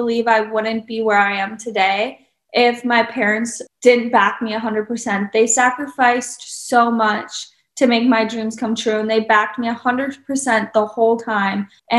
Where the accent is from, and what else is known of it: Eagle River, Wisconsin, United States; born or raised there